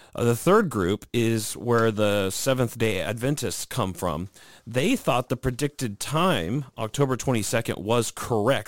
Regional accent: St. Louis, Missouri, United States; my hometown team

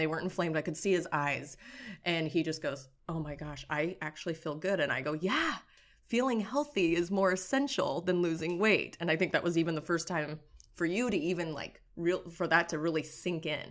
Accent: Nebraska, United States; moved away as an adult; now in Southern California, United States; I grew up in Nebraska and, um, basically became allergic to Nebraska in my late twenties, um, and then moved over here to Southern California.

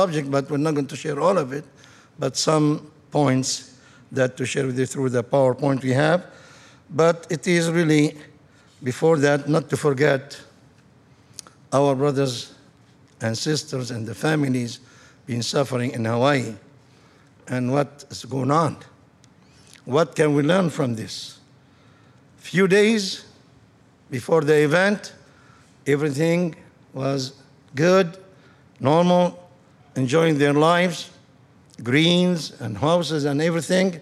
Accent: Lebanon; moved away as an adult; now in United States; I am from Lebanon, country of 50-50 Christian Muslims

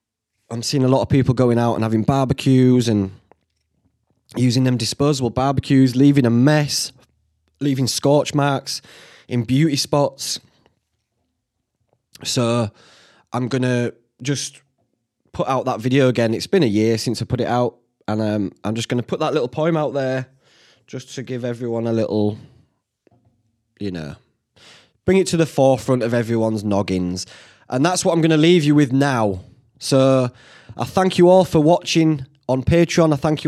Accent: Yorkshire and the Humber, United Kingdom; I am a Yorkshireman.

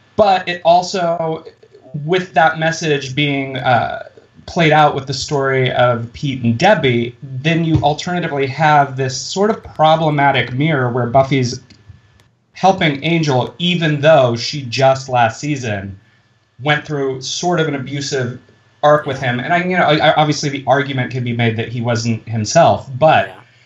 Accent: Midwest, United States; I went to high school in the Midwest

